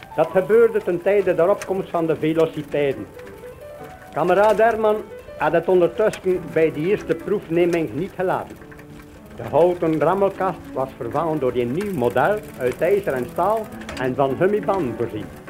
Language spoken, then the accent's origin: Dutch; Avelgem, Flanders, Belgium; also born or lived in Heule; Ik ben geboren te Hulle, heb mijn jeugd doorgebracht te Abelhem.